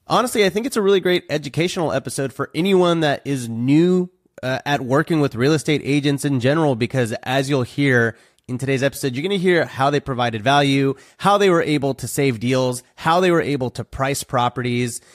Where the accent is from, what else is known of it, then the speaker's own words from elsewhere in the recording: Houston, Texas, United States; moved away as an adult; I grew up in Houston from, like, zero to eighteen